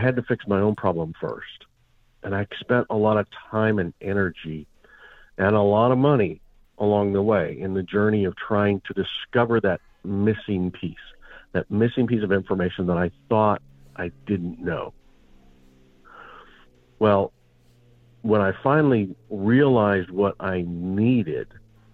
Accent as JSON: {"language": "English", "region": "Montana", "country": "United States", "tie": "born or raised there", "said": "I grew up in Montana"}